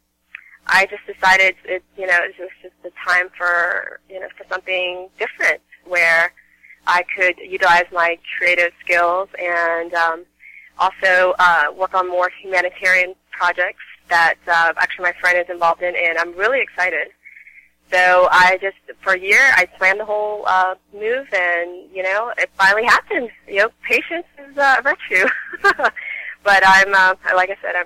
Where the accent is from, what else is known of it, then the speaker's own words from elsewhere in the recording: D.C. area, Virginia, United States; moved away as an adult; now in Los Angeles, United States; I'm from Virginia, D.C. area, and recently relocated to L.A.